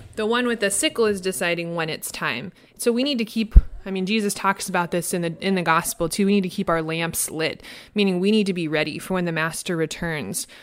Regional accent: Midwest, United States; now in Los Angeles, United States; I grew up in the Midwest

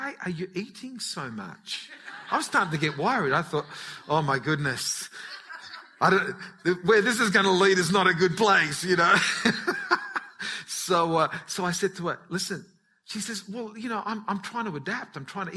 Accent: Newcastle, New South Wales, Australia; first language Italian; English is a second language; they were very much involved in the Italian community of Newcastle. And so all the neighbours spoke Italian. They'd go shopping and it was all Italian, all the friends that came around. So even though I was born in Australia, I couldn't speak English.

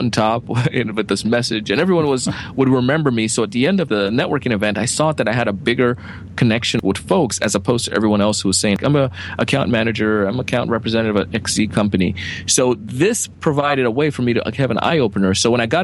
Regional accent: Jamaica; moved away; I grew up in Jamaica

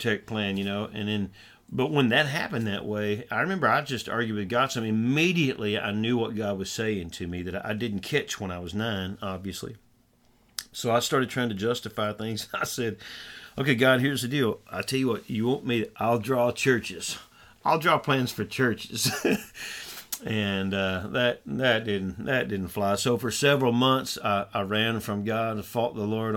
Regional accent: Southwest Arkansas, United States; now in Northeast Texas, United States; I grew up in Southwest Arkansas. Now my wife and I serve in Northeast Texas

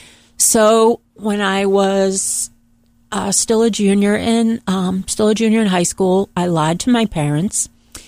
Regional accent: Boston, Massachusetts, United States; I'm from Boston, Massachusetts, and I am the oldest of three children, the only girl. And I grew up in a very modest family background

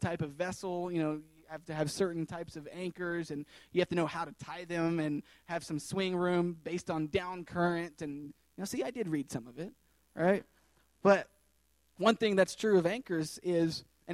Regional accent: Tennessee, United States; moved away as an adult; I was born and raised in Tennessee, landlocked

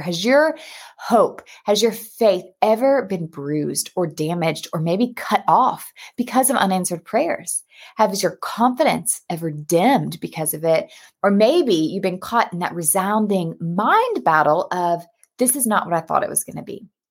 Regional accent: United States; moved away as an adult; also born or lived in Texas; now in Cape Town, South Africa; you can hear by my accent, though, I'm American

